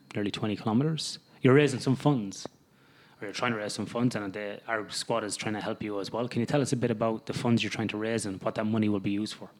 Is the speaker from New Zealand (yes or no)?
no; the middle of Ireland, Midlands, Ireland; moved away as an adult; now in Australia; growing up in Ireland, living in the middle of Ireland